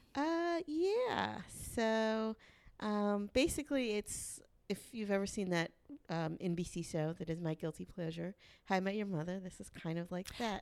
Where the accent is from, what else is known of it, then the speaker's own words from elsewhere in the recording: the South, United States; I'm from the South